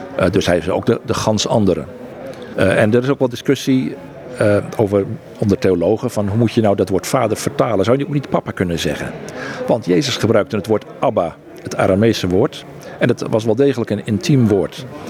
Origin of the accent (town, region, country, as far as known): Netherlands; moved away as an adult; also born or lived in Egypt